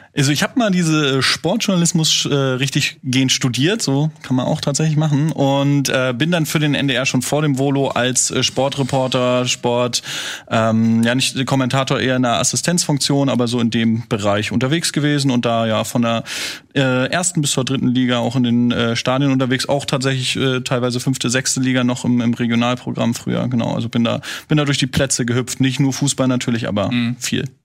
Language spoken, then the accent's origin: German; Schwerin, Mecklenburg-Vorpommern, Germany; ich muss sie natürlich als Norddeutscher überall verteidigen